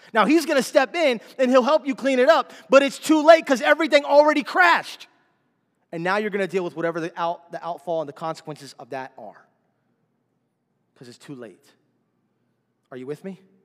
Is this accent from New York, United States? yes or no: no; Miami, Florida, United States; we're from Miami